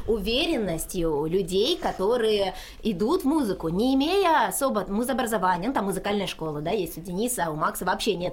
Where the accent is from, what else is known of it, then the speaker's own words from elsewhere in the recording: Kochubeyevskoye, Stavropol Krai, Russia; now in Rostov-on-Don, Russia; я из Ставропольского края, села Кочебеевского